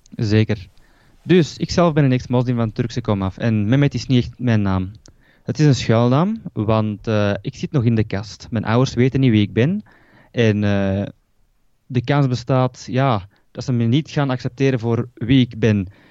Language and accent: Dutch; Belgium; ik ben hier eh, geboren in België